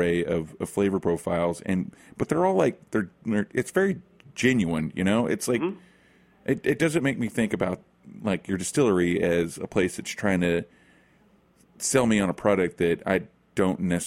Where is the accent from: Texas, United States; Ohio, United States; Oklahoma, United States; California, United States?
Oklahoma, United States; I'm from Oklahoma